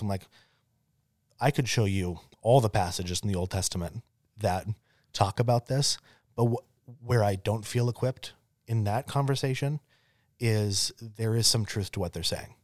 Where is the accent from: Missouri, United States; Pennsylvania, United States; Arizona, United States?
Arizona, United States; growing up in Arizona